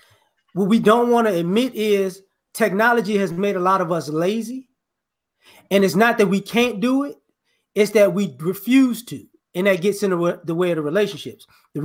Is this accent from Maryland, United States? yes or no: no; New Orleans, Louisiana, United States; born there; Like I said before, I was born in New Orleans.